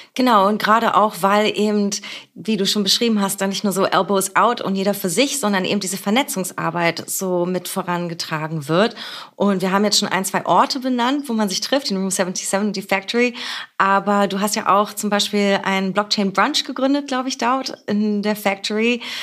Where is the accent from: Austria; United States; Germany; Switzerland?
Germany; Berlin; born or raised there